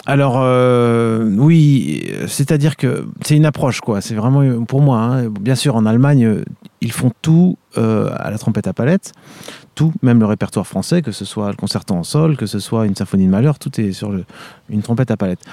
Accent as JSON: {"language": "French", "area": "Vendée", "region": "Pays de la Loire", "country": "France", "tie": "born or raised there", "also_born_or_lived": "Paris / Munich / Seoul", "moved": "as an adult", "said": "je suis originaire de Vendée"}